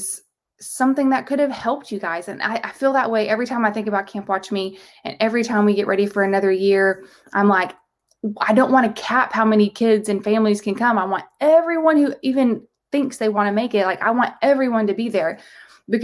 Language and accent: English; the South, United States; I'm from the South.